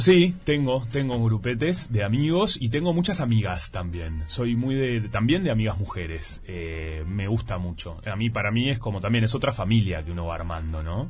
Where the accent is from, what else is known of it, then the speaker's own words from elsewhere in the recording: Salinas, Canelones, Uruguay; also born or lived in Montevideo; yo soy de Salinas, va, soy de Montevideo, pero viví muchos años en Salinas